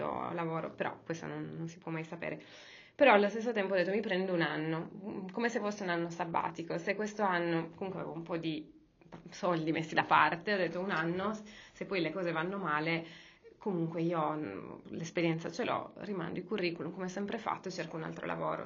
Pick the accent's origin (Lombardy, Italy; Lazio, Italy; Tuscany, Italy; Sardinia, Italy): Sardinia, Italy; Cagliari; moved away as an adult; now in Milan, Italy; io, quando sono arrivata qua a Milano, io sono di Cagliari